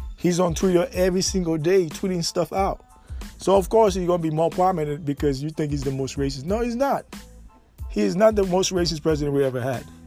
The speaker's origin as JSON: {"language": "English", "country": "United States", "also_born_or_lived": "Jacksonville, Florida", "said": "we as American"}